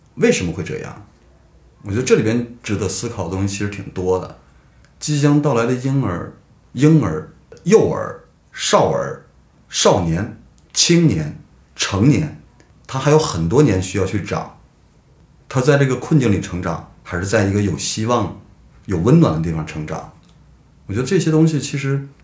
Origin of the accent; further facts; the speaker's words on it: Hegang, Heilongjiang, China; moved away as an adult; now in Beijing, China; 我的家乡黑龙江鹤岗